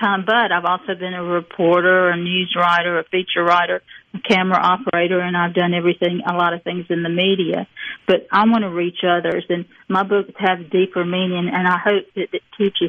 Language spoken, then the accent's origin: English; the South, United States; especially as a Southerner, I wanted to write a long sentence.